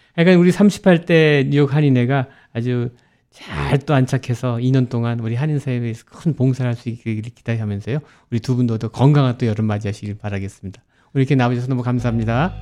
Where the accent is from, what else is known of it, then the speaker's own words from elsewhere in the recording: Seoul, South Korea; now in New York, United States; 서울에서 다녔지만은 방학 때 되면 거기 이제 외사촌 있고